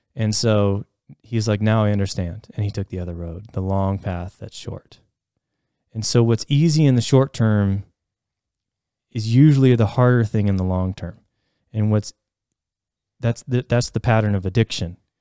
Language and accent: English; Ohio, United States; growing up in Ohio